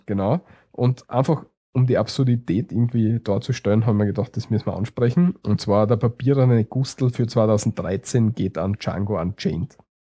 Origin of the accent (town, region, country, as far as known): Austria